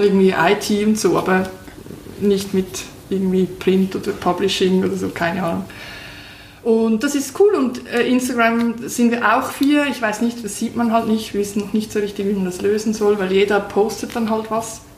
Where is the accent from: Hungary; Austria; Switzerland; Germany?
Switzerland; für uns Schweizer